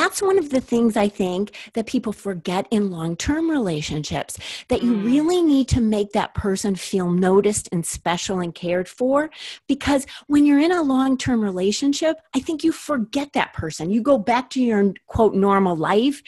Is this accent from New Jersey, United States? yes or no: no; Minneapolis, Minnesota, United States; I grew up in Minneapolis, Minnesota